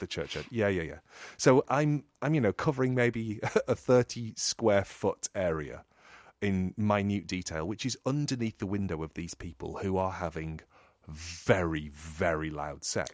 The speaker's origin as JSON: {"language": "English", "region": "England", "country": "United Kingdom", "said": "I'm English"}